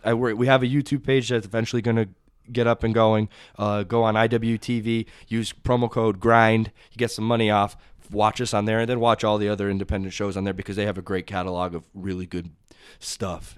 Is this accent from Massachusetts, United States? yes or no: yes; Southampton, Massachusetts, United States; now in East Hampton, United States; I grew up in Southampton